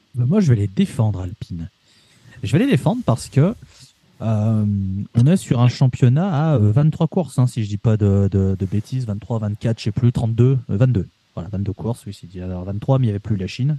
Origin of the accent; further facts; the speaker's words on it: France; en tant que Français